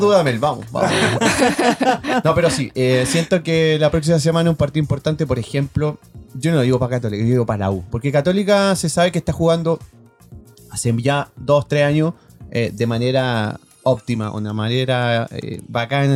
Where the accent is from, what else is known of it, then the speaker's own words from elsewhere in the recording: Chile; en buen chileno